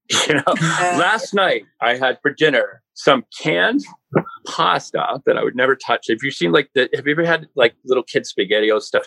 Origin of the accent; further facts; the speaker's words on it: Maynard, Massachusetts, United States; I grew up in Maynard, Mass